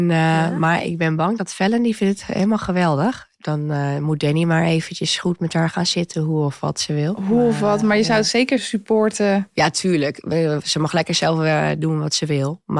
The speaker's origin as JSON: {"language": "Dutch", "town": "Zwolle", "region": "Overijssel", "country": "Netherlands", "tie": "born or raised there", "also_born_or_lived": "Amsterdam / Amstelveen", "moved": "as an adult", "lives_now": "Huizen, Netherlands", "said": "Oh ik kom uit Zwolle, toen ben ik naar Amsterdam gegaan."}